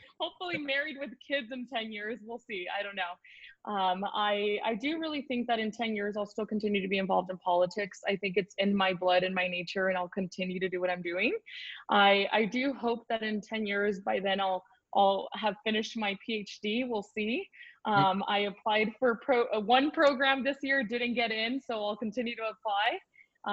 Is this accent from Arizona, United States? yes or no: yes; Tucson, Arizona, United States; I'm from Tucson, Arizona. I was born and raised here